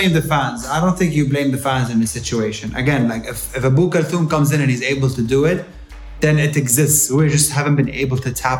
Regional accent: Jeddah, Makkah Province, Saudi Arabia; we grew up in Saudi and Jeddah is home, but we're not from Saudi. We're mahna jeddawiyin.

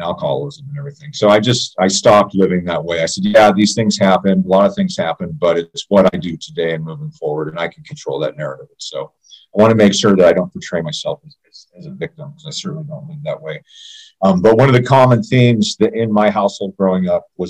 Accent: Jackson, Tennessee, United States; also born or lived in Miami, Florida; now in Idaho, United States; I was born in Tennessee, real close to Missouri. I was West Tennessee, just outside of Memphis, in a little town, not a little town. Yeah, I guess it's a little town called Jackson, Tennessee

